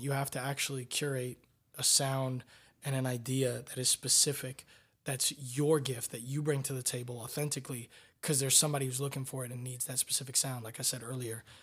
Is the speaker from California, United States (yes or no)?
no; Tampa, Florida, United States; I'm from Tampa, Florida